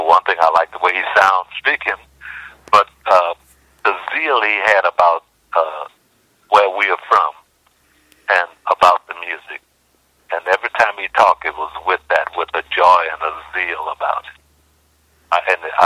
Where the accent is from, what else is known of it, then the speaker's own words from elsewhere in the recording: the South, United States; he was just so very glad that I was from the South.